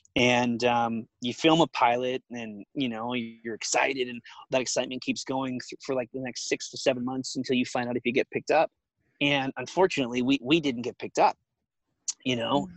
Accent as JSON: {"language": "English", "region": "Alberta", "country": "Canada", "tie": "born or raised there", "also_born_or_lived": "Vancouver, Canada", "moved": "as an adult", "lives_now": "Los Angeles, United States", "said": "I, grew up in Alberta"}